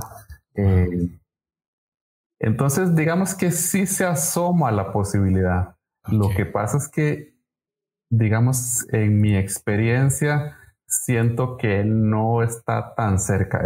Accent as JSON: {"language": "Spanish", "country": "Costa Rica", "said": "aquí en nuestro país"}